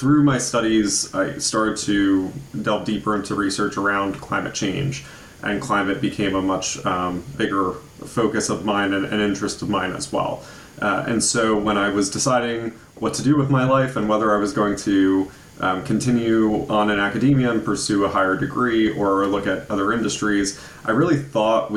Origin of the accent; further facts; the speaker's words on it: Hudson Valley, Ulster County, New York, United States; growing up in the Hudson Valley, I grew up around farmland